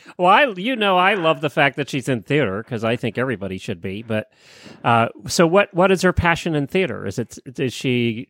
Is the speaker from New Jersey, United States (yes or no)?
no; Lancaster County, Pennsylvania, United States; I grew up in Lancaster County, Pennsylvania, where there was nothing but huge farms.